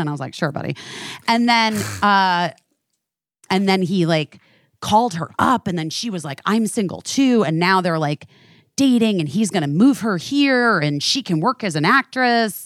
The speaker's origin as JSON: {"language": "English", "region": "New York", "country": "United States"}